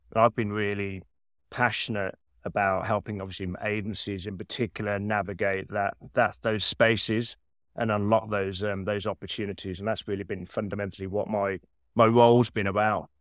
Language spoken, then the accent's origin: English; Birmingham, West Midlands, United Kingdom; accent: Birmingham; moved away as an adult; now in New York, United States; I've kept the Birmingham British accent